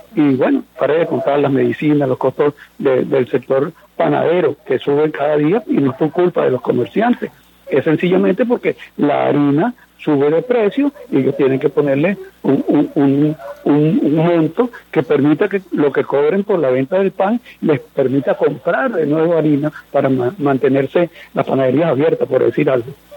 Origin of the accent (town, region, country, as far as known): Venezuela